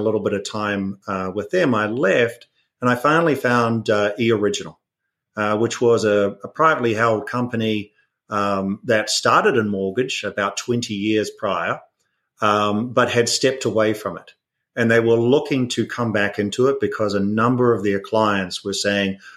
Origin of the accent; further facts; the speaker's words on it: New Zealand; moved away as an adult; also born or lived in United Kingdom; now in United States; everyone might hear an accent. So I'm originally from New Zealand